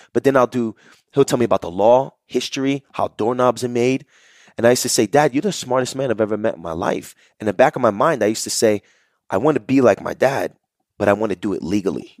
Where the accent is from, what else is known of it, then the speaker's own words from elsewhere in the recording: Jersey City, New Jersey, United States; I grew up in Jersey City, New Jersey